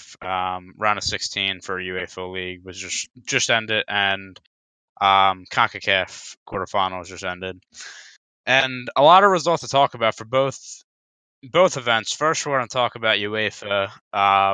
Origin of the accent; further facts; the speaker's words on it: United States; I'm American